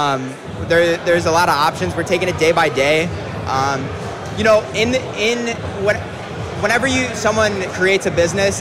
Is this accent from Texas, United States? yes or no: no; Clarence, New York, United States; Adam and I grew up in Clarence, New York